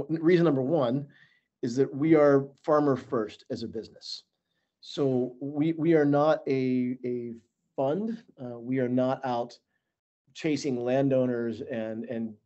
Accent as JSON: {"language": "English", "town": "Stuttgart", "region": "Arkansas", "country": "United States", "tie": "born or raised there", "also_born_or_lived": "Little Rock, Arkansas", "lives_now": "Fayetteville, United States", "said": "I grew up between Stuttgart and Little Rock, the quote-unquote big city, going back and forth."}